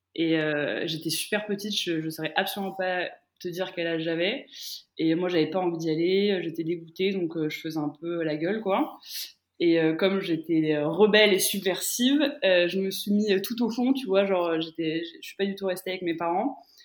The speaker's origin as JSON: {"language": "French", "country": "France", "tie": "born or raised there", "also_born_or_lived": "Romania / Middle East", "moved": "as an adult", "said": "j'ai grandi en France et à 18 ans, je décide de partir en Roumanie"}